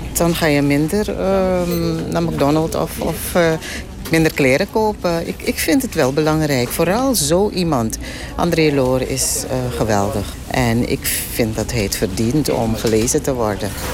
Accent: south of Paramaribo, Sipaliwini, Suriname; ik weet helemaal waar ik vandaan kom. Ja, ik kom zeg maar uit het eh, zuiden van Paramaribo. Dat is district Sipaliwini

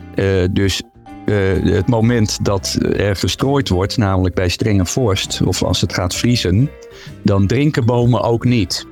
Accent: Zeeland, Netherlands; now in Utrecht, Netherlands; ik woon zelf in Utrecht, maar ik ben opgegroeid in Zeeland

